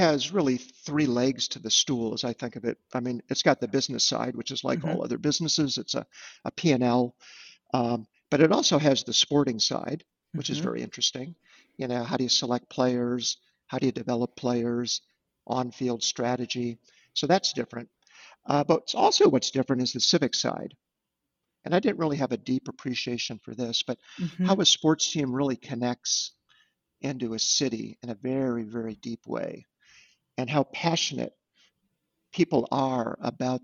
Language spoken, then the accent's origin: English; Munster, Indiana, United States; now in Chicago, United States; growing up in Munster